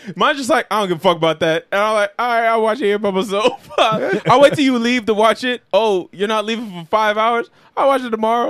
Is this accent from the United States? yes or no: yes; New York City, New York, United States; we grew up in Queens in the mid 2000s.